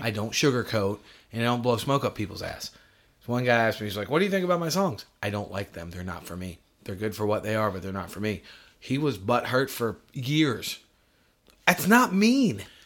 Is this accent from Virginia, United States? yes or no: no; New York, United States; moved away; I'm from New York